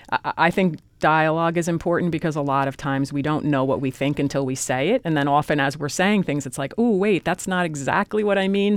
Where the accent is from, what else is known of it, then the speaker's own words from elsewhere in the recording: Newark, New Jersey, United States; I grew up in Newark, New Jersey